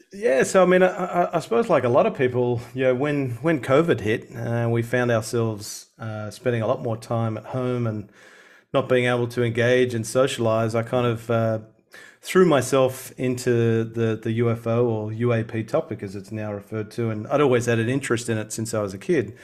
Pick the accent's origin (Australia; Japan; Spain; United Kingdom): Australia; Sydney, New South Wales; moved away as an adult; now in Melbourne, Australia; I was born and raised in Sydney